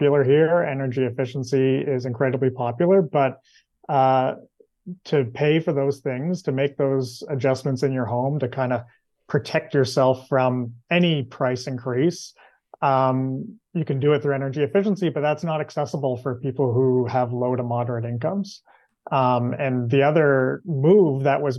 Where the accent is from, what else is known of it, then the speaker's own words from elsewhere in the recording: Nova Scotia, Canada; I'm actually in Nova Scotia right now, and I'm from Nova Scotia